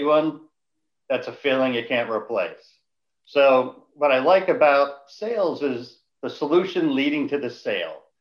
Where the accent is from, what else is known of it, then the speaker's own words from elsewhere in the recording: Boston, Massachusetts, United States; growing up in Boston